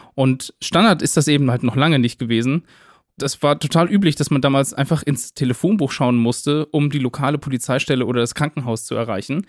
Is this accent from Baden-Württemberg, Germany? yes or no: yes; near Winnenden, Baden-Württemberg, Germany; in Winnenden. Also das ist ja eine Kleinstadt ganz in der Nähe von meiner Heimat.